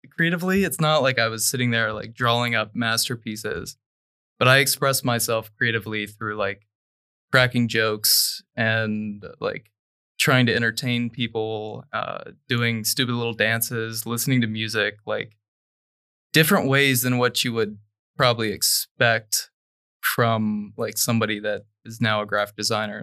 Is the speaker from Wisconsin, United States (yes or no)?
no; Dayton, Ohio, United States; I'm from Dayton, Ohio.